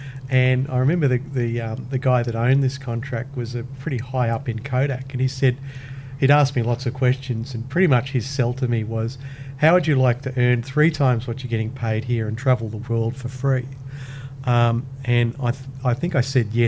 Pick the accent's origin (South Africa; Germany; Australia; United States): Australia; Gold Coast, Queensland; also born or lived in Brisbane; I was born here in Brisbane and I grew up in Launton. And when I was about 5 or 6, we moved to the Gold Coast